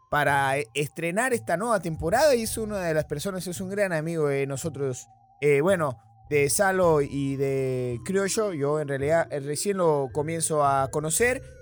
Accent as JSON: {"language": "Spanish", "country": "Argentina", "accent": "Argentine", "said": "cuando yo era pequeño, se vinieron a venir acá a vivir acá y por eso que es que yo tengo el acento de allá, pero en realidad es que no conozco Argentina"}